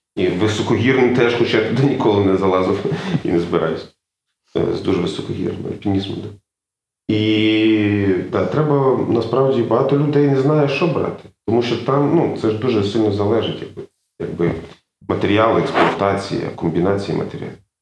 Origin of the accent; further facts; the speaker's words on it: Mukachevo, Zakarpattia Oblast, Ukraine; moved away as an adult; also born or lived in Makiivka / Lviv / Kyiv; now in Germany; я народився в Макіївці, коли ще дошкільному віці я переїхав в Мукачево, там вивіз, вчився у Львові.